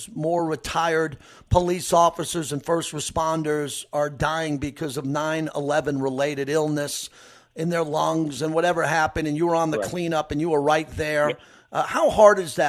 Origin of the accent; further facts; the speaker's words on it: New York, United States; I am a New Yorker